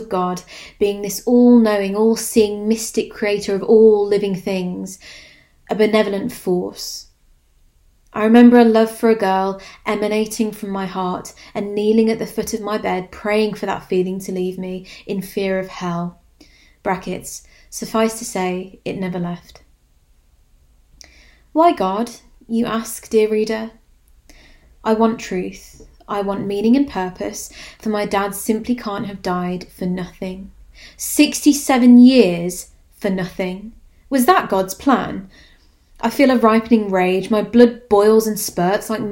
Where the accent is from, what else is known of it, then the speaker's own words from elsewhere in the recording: Walsall, West Midlands, United Kingdom; the gallery in my hometown I visited almost every weekend as a child